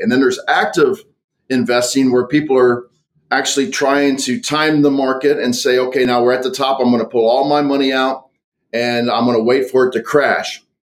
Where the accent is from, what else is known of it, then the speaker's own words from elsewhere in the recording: United States; I grew up on the on the Mississippi River